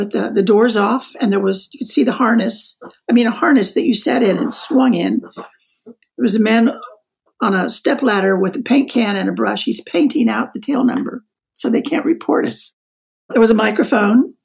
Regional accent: Wichita, Kansas, United States; moved away as an adult; also born or lived in Frankfurt, Germany; I was 20 years old and I'm from Kansas

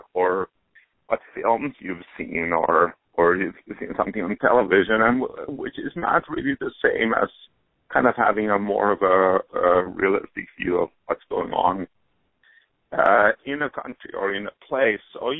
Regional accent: Helsinki, Uusimaa, Finland; moved away as an adult; now in New York, United States; Yes, I grew up there, only came to the States in my early 20s

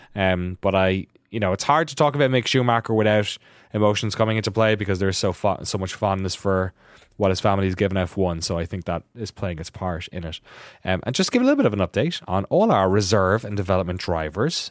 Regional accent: Ireland; Irish guy

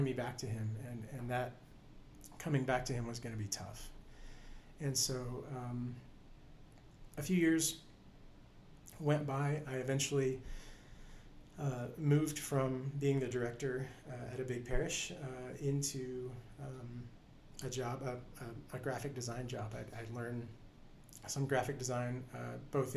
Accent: right outside of Houston, Texas, United States; also born or lived in College Station; eventually moved from my hometown right outside of Houston to College Station

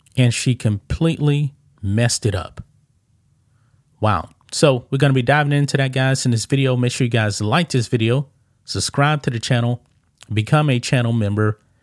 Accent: Texas, United States; I grew up here in the South, in Texas.

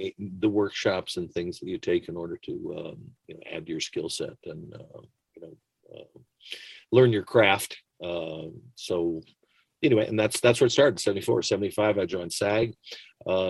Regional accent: London, Ontario, Canada; moved away; I grew up in London, Ontario. I was born here, but my mother remarried a very nice Canadian man, and went up there, and I went all the way through public and high school

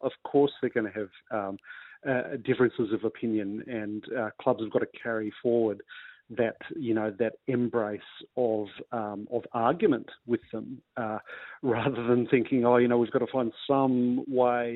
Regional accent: New South Wales, Australia; I come from New South Wales and we're more of an NRL-focused state

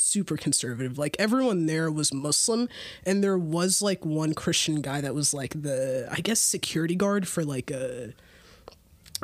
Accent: Columbus, Ohio, United States; also born or lived in Egypt; I was born here, Columbus.

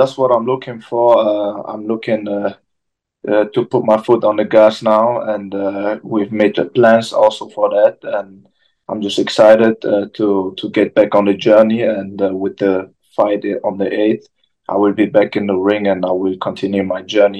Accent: Germany; English is a second language; moved away as an adult; also born or lived in London; now in United States; I feel like I come from Germany, you know, the boxing is going a bit down now. Then I came to London, want to see how the boxing is over there. And I feel like USA was the next step.

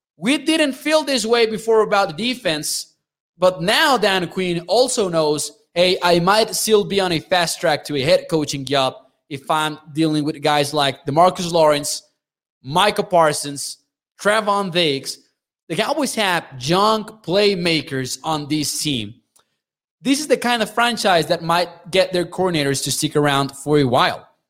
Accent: Mexico; I'm from Mexico

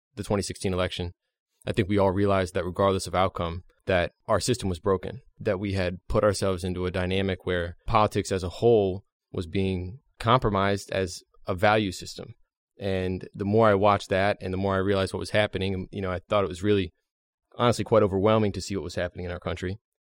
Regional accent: Hershey, Pennsylvania, United States; I'm from Hershey, Pennsylvania.

